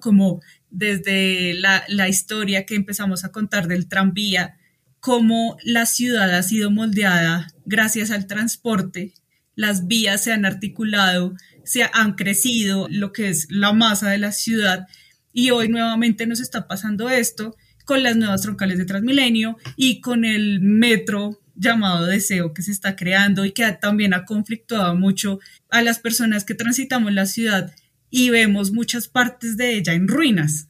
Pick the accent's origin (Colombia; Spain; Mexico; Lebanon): Colombia; como colombianos